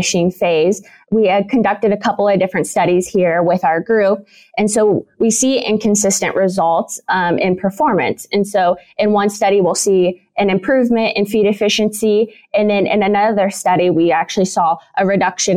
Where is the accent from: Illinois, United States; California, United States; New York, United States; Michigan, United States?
Illinois, United States; moved away as an adult; now in Kansas, United States; I'm originally from Illinois, where I did both my bachelor's and my master's degree